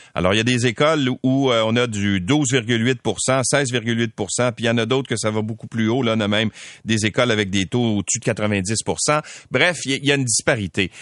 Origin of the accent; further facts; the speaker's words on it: Quebec, Canada; Chez nous au Québec